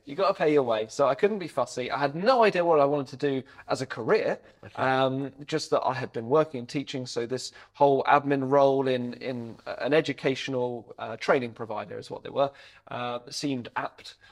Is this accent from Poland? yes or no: no; Hampshire, Sussex area, South East England, United Kingdom; moved away as an adult; also born or lived in Devon; now in Bath, United Kingdom; we grew up in the Hampshire, Sussex area. Uh, I went to school around there.